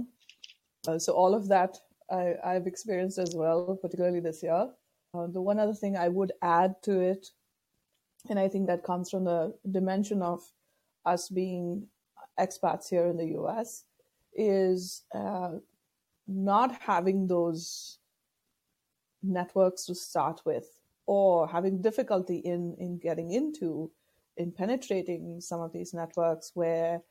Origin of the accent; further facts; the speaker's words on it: India; moved away as an adult; now in Virginia, United States; I'm originally from India. I moved to the US 15 years ago now.